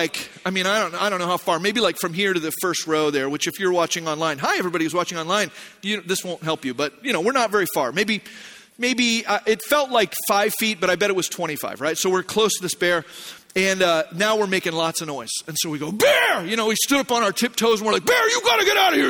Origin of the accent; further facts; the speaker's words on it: Arizona, United States; moved away; also born or lived in Hume Lake, California; I grew up in Arizona